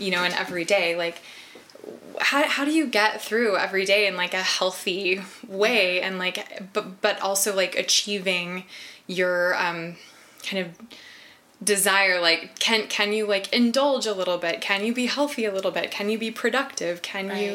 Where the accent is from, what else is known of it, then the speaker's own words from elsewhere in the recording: Texas, United States; now in Pacific Northwest, United States; I'm from Texas. I live in the Northwest now